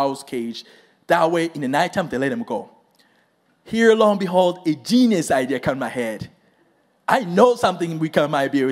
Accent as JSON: {"language": "English", "country": "Rwanda", "tie": "born or raised there", "moved": "yes", "said": "I am from Rwanda. It's a very tiny country and straight in the center of Africa. So that's where I grew up."}